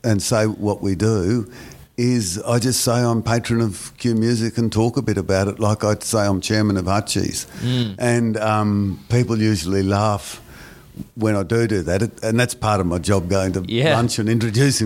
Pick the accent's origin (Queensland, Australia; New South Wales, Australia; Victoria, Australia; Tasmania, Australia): Queensland, Australia; Brisbane; I'm very patriotic to Brisbane. I'm much more of a Brisbane person than I am a Queenslander or an Australian